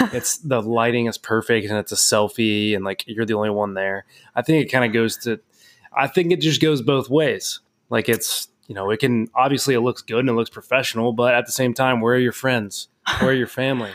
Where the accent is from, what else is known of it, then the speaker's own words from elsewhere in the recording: Cincinnati, Ohio, United States; I'm from Cincinnati